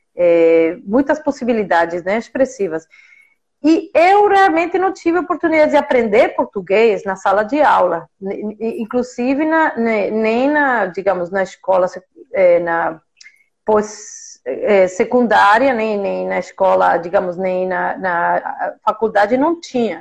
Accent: Mexico; Portuguese is a second language; moved away as an adult; also born or lived in Massachusetts, United States / Italy / Prague / Canada; Nasci e cresci no México

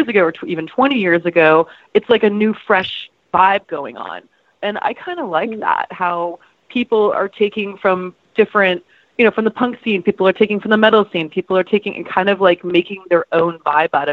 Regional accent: Florida, United States; moved away; I'm from Florida

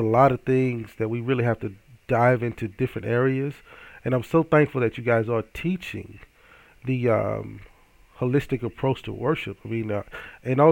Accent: Hattiesburg, Mississippi, United States; my hometown of Hattiesburg, Mississippi

